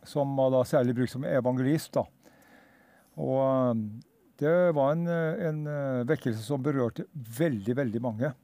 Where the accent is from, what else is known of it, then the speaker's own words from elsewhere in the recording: Hedmarken, Innlandet, Norway; also born or lived in Østfold; now in Sarpsborg, Norway; jeg er egentlig født og oppvokst på Hedmarken